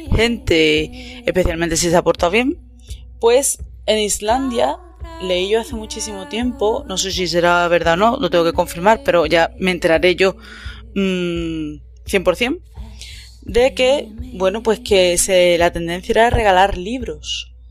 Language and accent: Spanish; Andalusia, Spain; moved away; also born or lived in Scotland; yo que vengo del sur de España